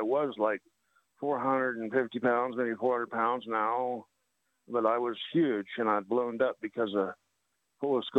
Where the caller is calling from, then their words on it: Utah, United States; I'm calling from Utah. Yeah, Dinosaur Land.